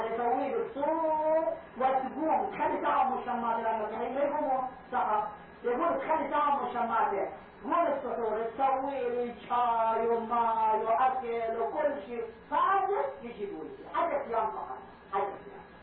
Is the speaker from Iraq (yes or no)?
yes; Karbala, Karbala Governorate, Iraq; moved away; كان عندنا في كربلاء